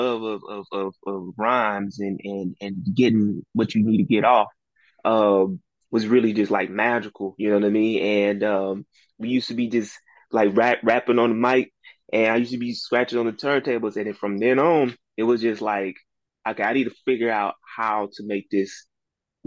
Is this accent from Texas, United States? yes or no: yes; Houston, Texas, United States; born or raised there